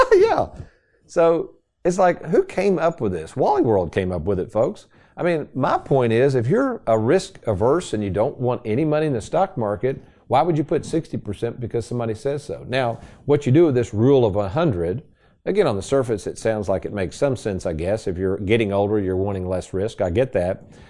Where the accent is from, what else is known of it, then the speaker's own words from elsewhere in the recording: Lexington, Kentucky, United States; where I grew up in Lexington